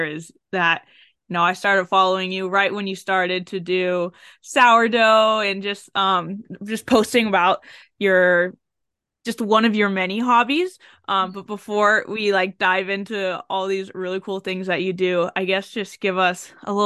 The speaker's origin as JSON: {"language": "English", "town": "San Diego", "region": "California", "country": "United States", "tie": "born or raised there", "moved": "yes", "lives_now": "Virginia, United States", "said": "I grew up in San Diego and the weather's always the same"}